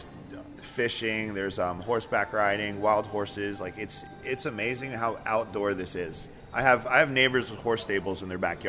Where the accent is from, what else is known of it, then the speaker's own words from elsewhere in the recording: Hawthorne, New Jersey, United States; moved away as an adult; also born or lived in Ridgewood, New Jersey / Paterson, New Jersey; now in Las Vegas, United States; I grew up in Hawthorne. Went to Washington School, Lincoln, Hawthorne High